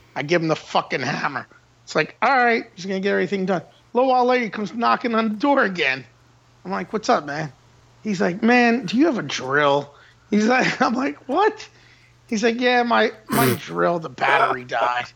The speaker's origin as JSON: {"language": "English", "town": "Metairie", "region": "Louisiana", "country": "United States", "tie": "born or raised there", "also_born_or_lived": "New Orleans", "said": "I was born in New Orleans, but I was raised in Old Metairie."}